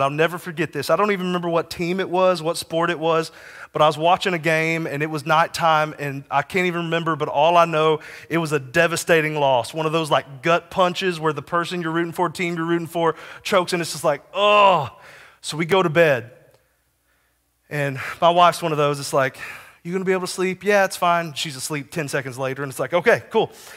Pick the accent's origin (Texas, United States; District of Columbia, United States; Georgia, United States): Texas, United States; also born or lived in Kansas; I lived as an ambassador to Kansas from the great state of Texas for five years